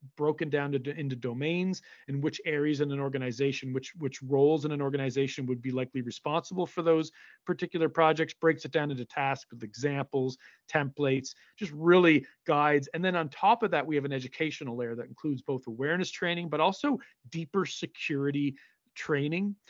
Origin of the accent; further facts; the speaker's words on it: Cape Breton, Nova Scotia, Canada; my hometown here in Cape Breton